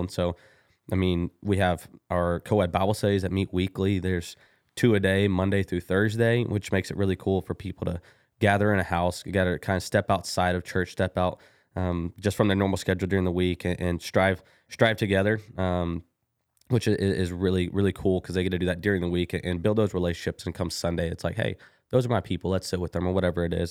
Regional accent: Kilgore, Texas, United States; now in Bryan, United States; I am from Kilgore, Texas, a little bitty East Texas old town

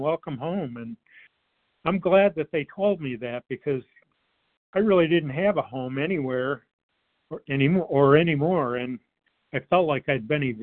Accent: Detroit, Michigan, United States; I grew up in the Metro Detroit area

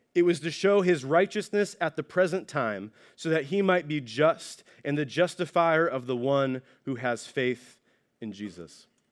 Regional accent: Ohio, United States; now in California, United States; I'm originally from Ohio

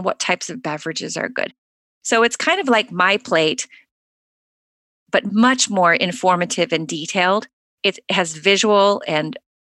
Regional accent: United States; Growing up in the United States

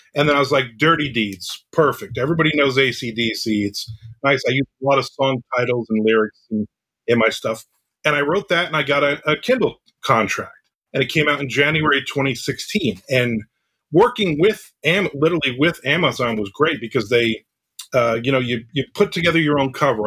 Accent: New Jersey, United States; I grew up in New Jersey.

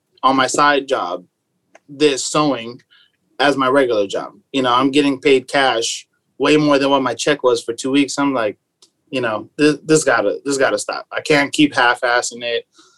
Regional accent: San Diego, California, United States; I was raised in San Diego, born and raised.

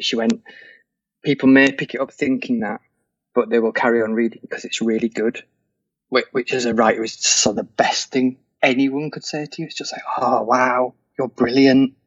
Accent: England, United Kingdom; I'm English.

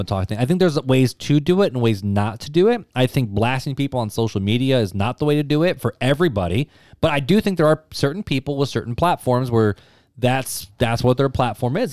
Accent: United States

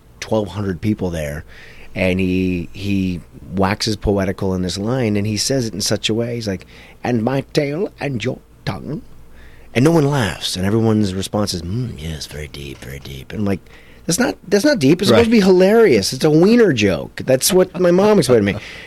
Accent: Toronto, Ontario, Canada; moved away; I grew up in Toronto

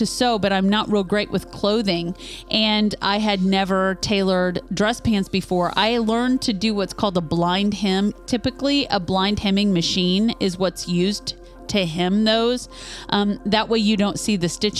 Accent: northeast Kansas, United States; moved away; we are born and raised in Kansas, Terry in the southwest corner of the state, myself in the northeast corner of the state

